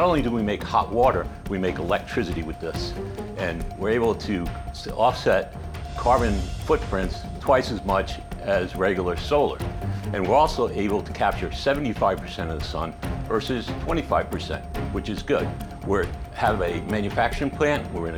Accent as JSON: {"language": "English", "area": "Long Island", "region": "New York", "country": "United States", "tie": "born or raised there", "said": "I grew up in Long Island, New York."}